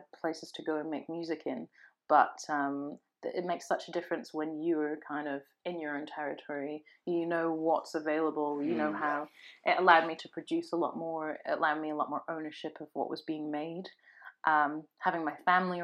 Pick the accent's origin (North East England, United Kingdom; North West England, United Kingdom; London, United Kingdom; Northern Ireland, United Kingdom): North East England, United Kingdom; Sunderland; I was born in Sunderland